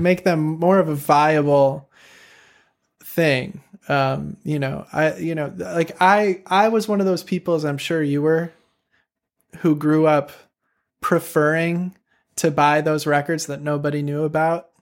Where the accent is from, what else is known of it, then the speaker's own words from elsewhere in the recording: Chicago, Illinois, United States; moved away as an adult; also born or lived in Champaign-Urbana; I grew up in Chicago where there were just, like, so many sick saxophone players my age